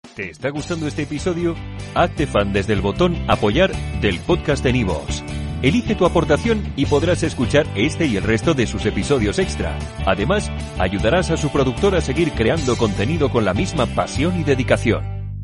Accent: Canary Islands, Spain; yo soy canario

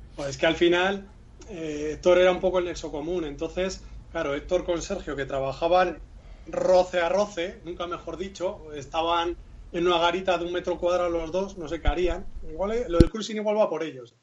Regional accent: Basque Country, Spain; aunque yo no me considero vasco, pero bueno, somos, somos muy nuestros

